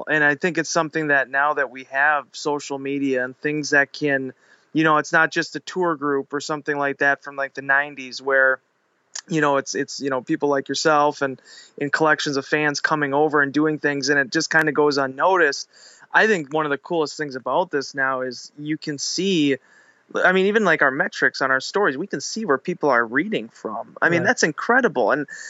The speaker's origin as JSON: {"language": "English", "town": "Green Bay", "region": "Wisconsin", "country": "United States", "said": "we're from Green Bay, we know football."}